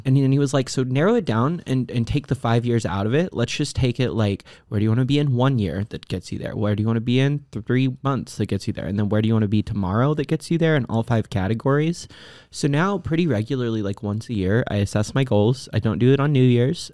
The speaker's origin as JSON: {"language": "English", "region": "Texas", "country": "United States", "tie": "born or raised there", "said": "I grew up in Texas"}